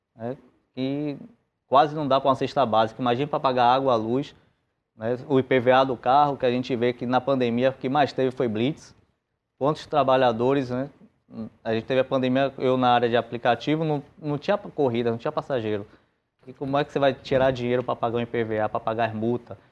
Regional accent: Bahia, Brazil; aqui em Salvador mesmo, que nós somos da Bahia

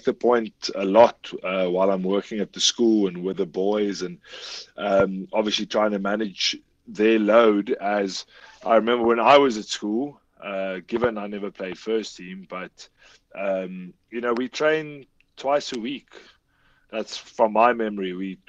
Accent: South Africa; as South African people.

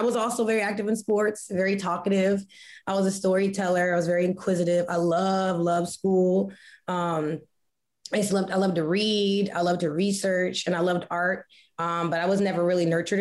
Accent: Woodbridge, Virginia, United States; also born or lived in Arlington, Virginia; I was born in Arlington, Virginia, but I grew up in Woodbridge, Virginia, part of the DMV, DC metro area.

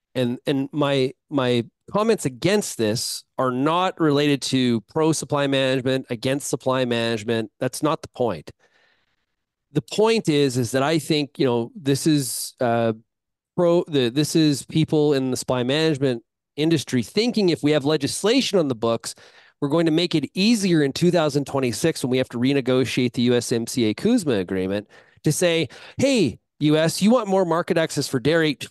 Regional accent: Canada; as a Canadian agriculturalist

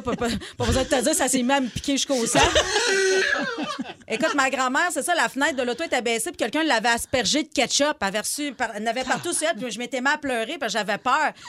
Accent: Abitibi, Quebec, Canada; je viens d'Abitibi

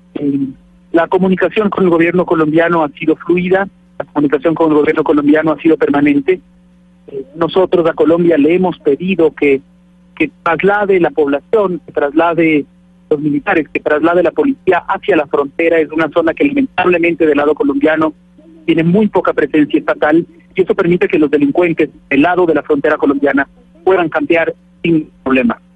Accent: Ecuador; como ecuatoriano

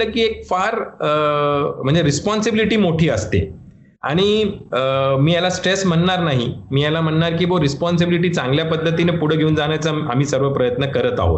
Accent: Ahmednagar, Maharashtra, India; मलाही गर्व वाटतो की मी अहमदनगरमध्ये जन्मलो आहोत आहोत आणि माझा जन्म नगरचा आहे माझा शिक्षण अहमदनगरमध्येच झाला कॉलेज सुद्धा मी नगरमध्येच शिकलो

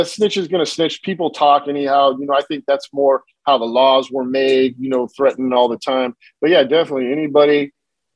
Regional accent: California, United States; also born or lived in Lemoore, California / San Diego, California / San Jose, California; I was born in Lemoore, California, which is a central coast between LA and San Diego. You know, I grew up in San Diego and I grew up in San Jose, you know, and I spent a lot of time in Northern California

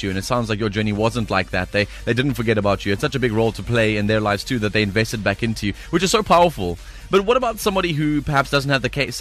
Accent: Johannesburg, Gauteng, South Africa; grew up in Johannesburg and in Gauteng

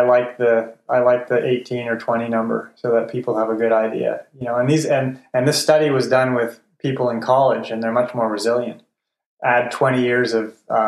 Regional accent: Montreal, Quebec, Canada; I grew up in Montreal, which means you live on donuts and poutine.

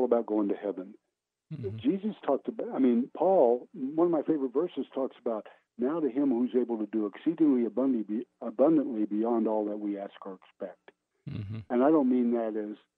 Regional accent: Oklahoma, United States; moved away as an adult; also born or lived in Pittsburgh; my hometown in Owosso, Oklahoma

